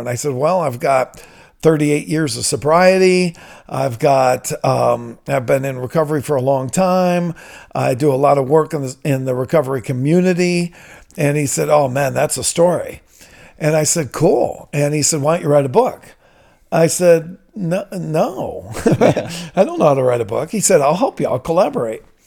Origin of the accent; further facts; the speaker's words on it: Toledo, Ohio, United States; I'm from Toledo. I'm a product of Toledo Public Schools.